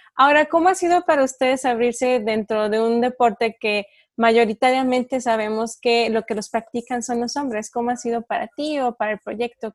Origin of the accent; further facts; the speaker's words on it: Durango, Mexico; aquí en Durango, bueno, yo soy de Durango del norte de México